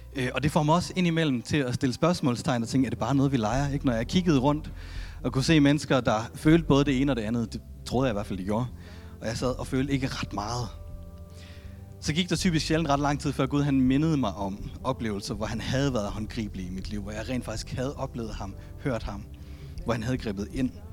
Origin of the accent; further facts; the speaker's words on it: Denmark; jeg er født i Danmark